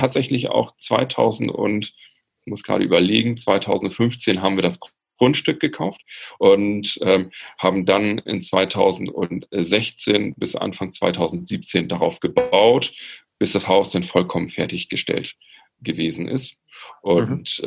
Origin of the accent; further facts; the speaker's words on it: Friesland, Lower Saxony, Germany; in meinem Heimatort bin aus Friesland